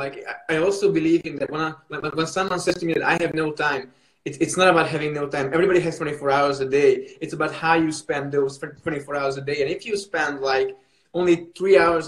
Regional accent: Hungary; in my home country, which is Hungary

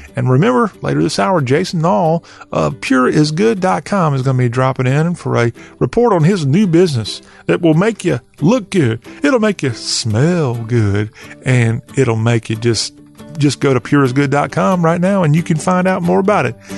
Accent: South Carolina, United States; I grew up in the southern part of Carolina

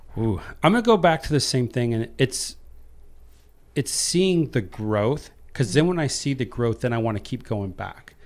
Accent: Iowa, United States; I was raised in Iowa

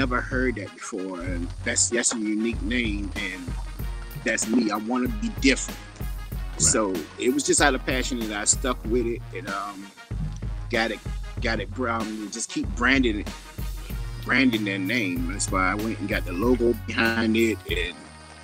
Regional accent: Blackville, South Carolina, United States; also born or lived in Columbia, South Carolina; I'm from Columbia, South Carolina. Born and raised in Blackville, South Carolina

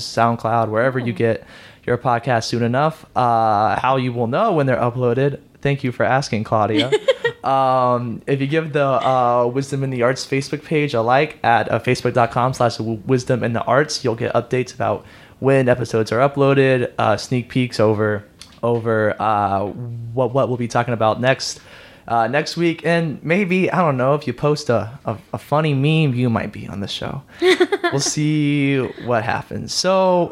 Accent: San Antonio, Texas, United States; now in Houston, United States; I'm born and raised in San Antonio

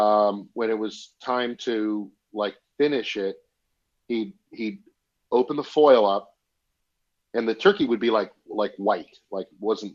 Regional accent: Massachusetts, United States; Massachusetts. Do I say the word house funny?

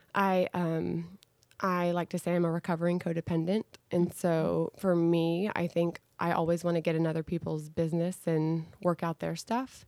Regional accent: Dallas, Texas, United States; I am a Dallas native, grew up in this great city

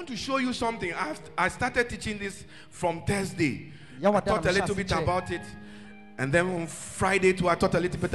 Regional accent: Ghana; I am a Ghanaian

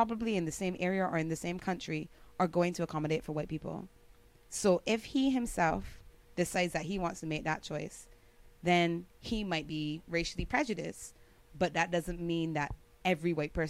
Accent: Barbados; I'm from Barbados.

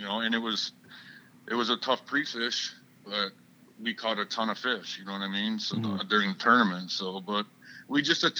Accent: Detroit River and Lake Erie, Michigan, United States; I grew up fishing in Detroit River and Lake Erie.

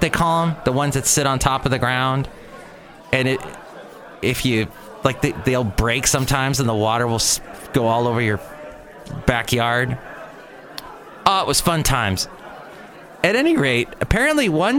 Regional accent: Los Angeles, California, United States; I was growing up in the San Fernando Valley

